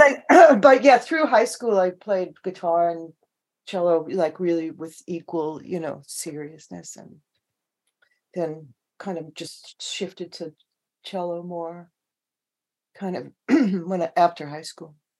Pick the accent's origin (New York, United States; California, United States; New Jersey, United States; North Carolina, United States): New York, United States; Long Island; now in Seattle, United States; I grew up on Long Island